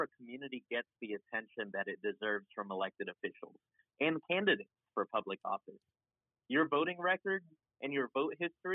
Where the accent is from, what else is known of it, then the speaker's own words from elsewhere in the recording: Macon, Georgia, United States; moved away as an adult; also born or lived in Quezon City, Philippines / Atlanta, Georgia; now in Syracuse, United States; I was born in Quezon City, and I moved to the United States at the age of 1. I then settled in Macon, Georgia. That is the place that I consider home.